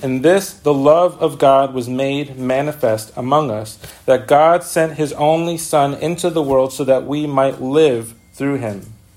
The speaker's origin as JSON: {"language": "English", "town": "New York City", "region": "New York", "country": "United States", "tie": "born or raised there", "said": "we grew up with in the Bronx"}